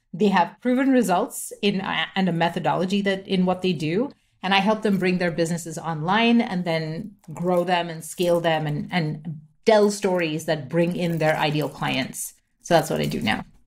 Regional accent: Mumbai, Maharashtra, India; first language English; I grew up in India, so I was born in Mumbai, I grew up there

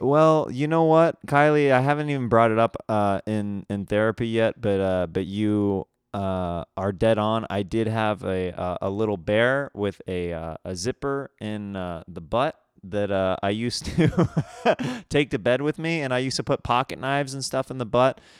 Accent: Kansas, United States; moved away; I'm from Kansas, so it's very different upbringing than out here

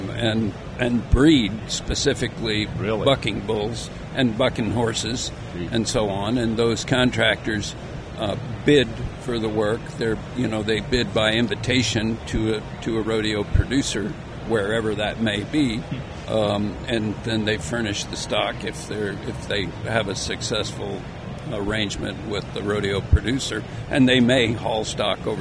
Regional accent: Fort Collins, Colorado, United States; I was born in Fort Collins, Colorado in 1954

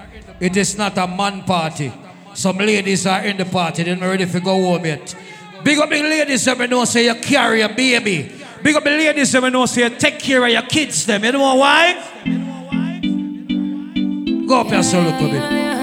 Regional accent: Bronx, New York, United States; also born or lived in Jamaica; I'm from Bronx. The first place I come from Jamaica, when Air Jamaica was traveling, I'm from the Bronx. I go to Evander High School and graduate.

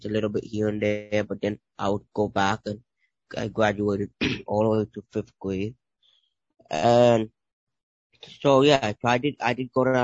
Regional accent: New York City, New York, United States; born or raised there

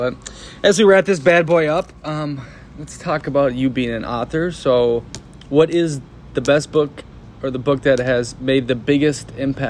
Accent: United States; moved away; also born or lived in Copenhagen, Denmark; obviously I'm speaking English. And they're like, oh, he's just an American.

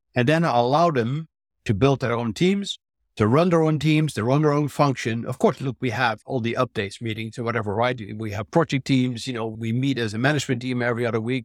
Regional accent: Netherlands; moved away as an adult; also born or lived in New Jersey / Texas; now in United States; I'm originally a Dutch, I'm an American now, but I'm a Dutch-trained biologist and physician

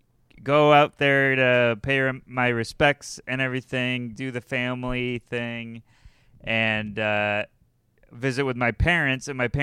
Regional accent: United States; I think it's because I'm American.

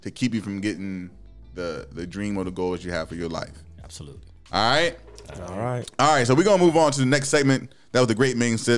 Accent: Midwest, United States; when I was growing up in the Midwest, there weren't really black people around

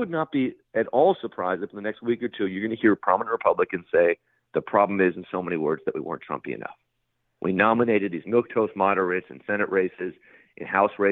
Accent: San Francisco, California, United States; the apartment where I grew up in San Francisco

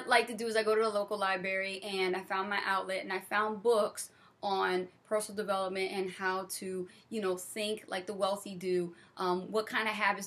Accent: Trenton, New Jersey, United States; moved away; I came from New Jersey, the ghetto.

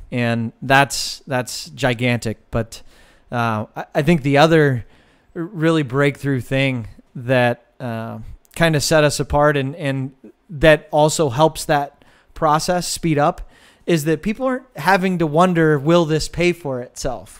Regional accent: Westfield Center, Ohio, United States; I grew up in a town of 900 people. And so Westfield Center is not just my hometown, it is my family.

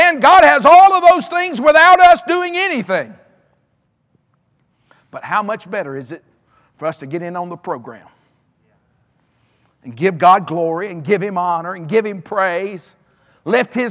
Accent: Alabama, United States; now in North Carolina, United States; I was raised in Alabama

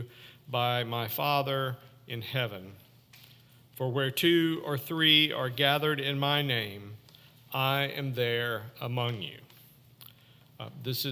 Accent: Northwest Arkansas, United States; moved away; I grew up in Northwest Arkansas

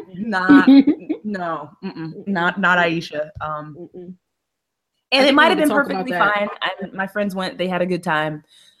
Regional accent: New Jersey, United States; also born or lived in Georgia; now in California, United States; I grew up in New Jersey.

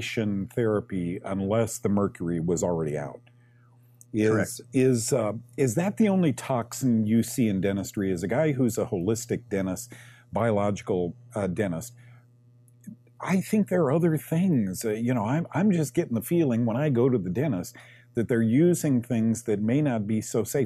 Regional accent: Manhattan Beach, California, United States; that little beach town, we're from Manhattan Beach, California

